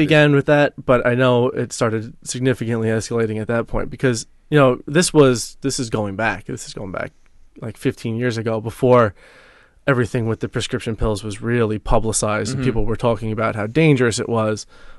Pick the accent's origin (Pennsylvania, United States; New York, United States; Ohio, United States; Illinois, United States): New York, United States; Yeah, I grew up here on Long Island.